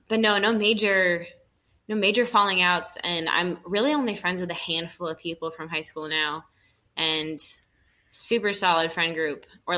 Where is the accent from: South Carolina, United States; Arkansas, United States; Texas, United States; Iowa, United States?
Texas, United States; also born or lived in New York / Nazareth / Virginia; So I was born in New York, had my early childhood in Texas, and then I was in Nazareth for a lot of like school, and then Virginia for college, and then Florida for my grown-up life.